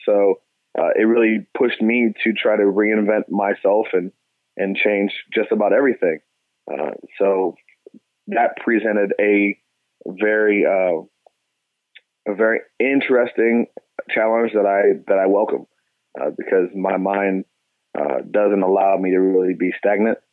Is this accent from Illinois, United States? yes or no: no; Cleveland, Ohio, United States; moved away as an adult; also born or lived in Pittsburgh; now in Houston, United States; I'm a kid from Cleveland, man, so I'm I'm used to snow and ice and you know, dirty slush and gray skies. So that that's what I call home